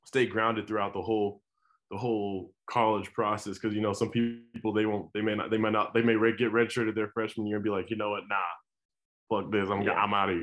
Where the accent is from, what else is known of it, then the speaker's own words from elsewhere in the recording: Colorado, United States; I grew up in Colorado, big time university.